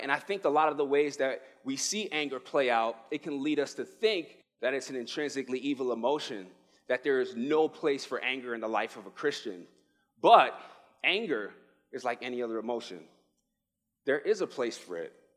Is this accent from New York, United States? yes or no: yes; New York City, New York, United States; moved away as an adult; now in Arizona, United States; I am originally from the Bronx, New York. I moved here